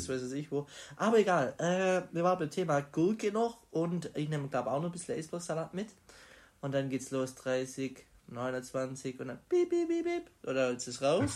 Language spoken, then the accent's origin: German; Burlingen, Baden-Württemberg, Germany; in Burlingen, meiner Heimat